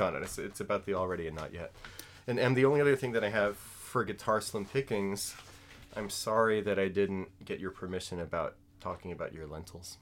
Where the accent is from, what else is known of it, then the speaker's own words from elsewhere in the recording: New Orleans, Louisiana, United States; I'm from New Orleans